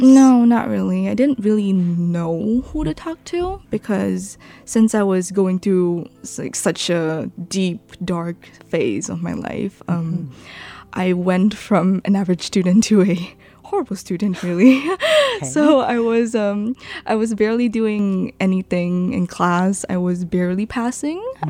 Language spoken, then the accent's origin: English; Johor Bahru, Johor, Malaysia; moved away as an adult; now in Taiwan; I was born in Johor, mm-hmm. Johor Bahru